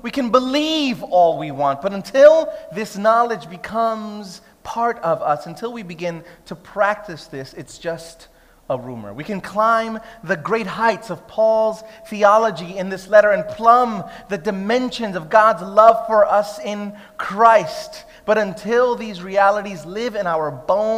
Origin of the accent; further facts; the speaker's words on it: New York City, New York, United States; moved away as an adult; now in Sydney, Australia; I'm Puerto Rican, she's Greek-Egyptian, I grew up in Brooklyn